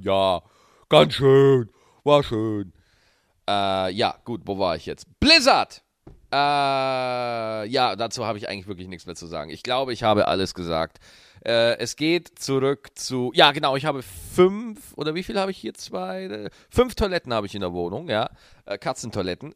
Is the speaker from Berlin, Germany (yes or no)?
no; Schwarzach, Bavaria, Germany; moved away; als ich noch in Schwarzach gelebt habe. Das ist äh, der kleine Ort, äh, wo ich aufgewachsen bin